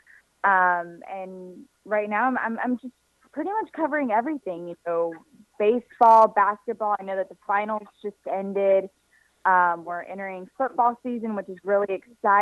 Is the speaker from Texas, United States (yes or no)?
yes; Houston, Texas, United States; I was born and raised here in Houston, Texas